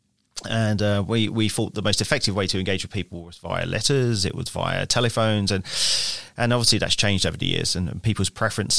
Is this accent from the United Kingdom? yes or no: yes; London, United Kingdom; I grew up in London, England. And that's where I studied as well, in London, England.